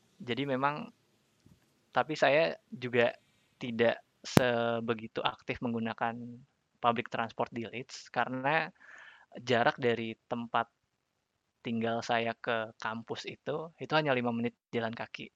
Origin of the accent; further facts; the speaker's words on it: Jakarta, Indonesia; saya uh, lahir dan besar di Jakarta